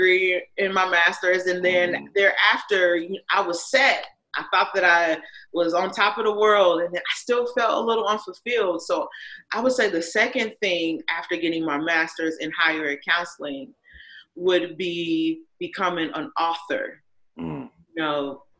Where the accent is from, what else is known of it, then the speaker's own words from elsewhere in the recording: Indiana, United States; I'm an Indiana native